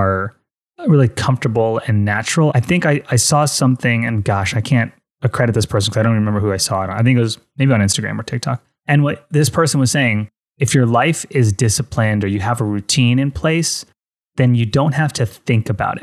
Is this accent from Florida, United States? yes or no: yes; Fort Lauderdale, Florida, United States; I'm from Fort Lauderdale